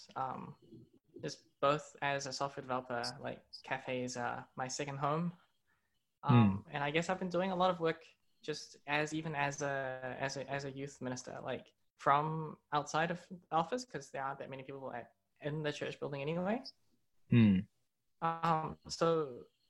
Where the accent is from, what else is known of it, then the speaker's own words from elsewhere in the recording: Hong Kong; now in New Zealand; I was originally from Hong Kong, but I've been in New Zealand for a good 24 years now